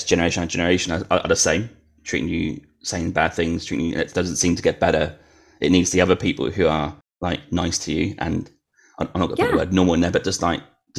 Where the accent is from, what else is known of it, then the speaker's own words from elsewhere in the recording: Norwich, East of England, United Kingdom; But yeah, where I grew up in Norwich, it's incredibly white. I think it's actually one of the whitest cities in UK.